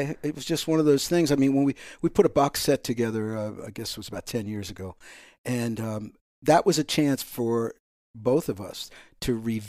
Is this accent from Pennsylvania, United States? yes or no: yes; Pennsylvania, United States; also born or lived in New York City; Well, I was born in New York City, and I lived there until I was three or four, and then we moved to Pennsylvania, outside of Philadelphia, and that's where I grew up.